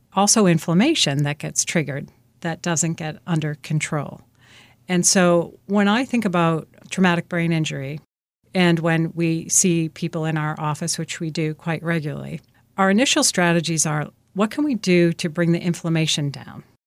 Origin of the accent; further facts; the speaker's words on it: Boston, Massachusetts, United States; I'm from the Boston area, originally from Dorchester, actually.